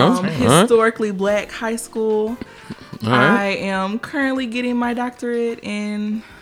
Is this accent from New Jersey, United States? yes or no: no; Jackson, Tennessee, United States; I'm from Jackson, Tennessee, 731.